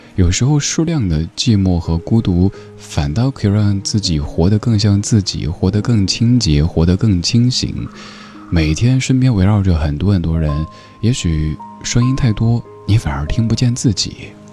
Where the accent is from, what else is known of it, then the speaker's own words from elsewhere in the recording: Chengdu, Sichuan, China; moved away; 现在我的家乡成都